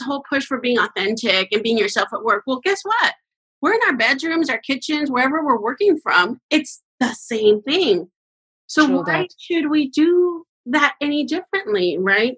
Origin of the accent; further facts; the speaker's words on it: Mexico; now in California, United States; I'm from Mexico